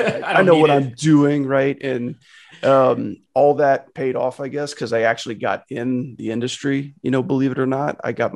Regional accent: Louisiana, United States

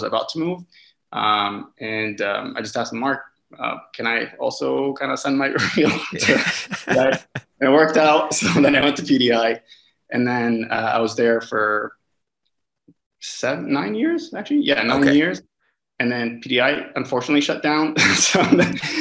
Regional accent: Lebanon; moved away as an adult; also born or lived in Canada / Vancouver, Canada; I'm also Canadian as well

